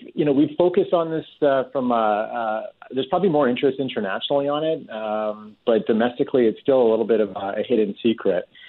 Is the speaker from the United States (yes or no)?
no; St. Albert, Alberta, Canada; moved away; I'm from St. Albert originally